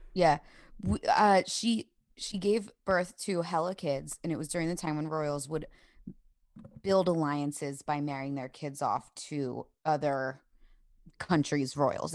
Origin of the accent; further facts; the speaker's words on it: the North, United States; growing up in the North